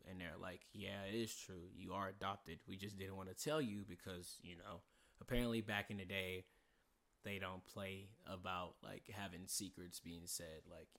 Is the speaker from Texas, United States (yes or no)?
yes; San Antonio, Texas, United States; We never knew about it because we're not from here. We're from San Antonio.